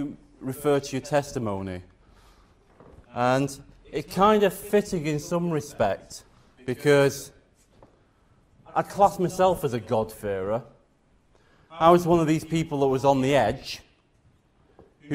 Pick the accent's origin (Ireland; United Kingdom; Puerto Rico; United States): United Kingdom; the north of England; moved away as an adult; also born or lived in South Wales; I grew up in the Church of England, in the north of England